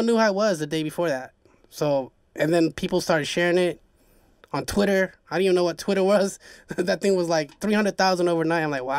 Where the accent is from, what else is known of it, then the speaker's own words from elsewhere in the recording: Haiti; accent: Haitian; my Haitian accent, because I have Jamaican homies out here, so it's like, it kind of like stuck with me